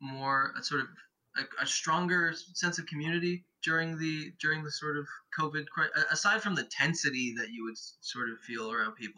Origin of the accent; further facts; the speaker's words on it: Edmonton, Alberta, Canada; moved away; when I was in Edmonton, where Natalie and I are both from the same place